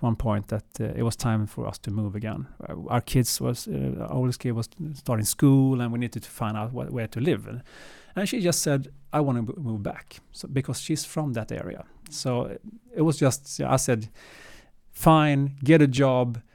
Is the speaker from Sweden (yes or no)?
yes; Sweden; also born or lived in Gothenburg / Stockholm; Born and raised in Sweden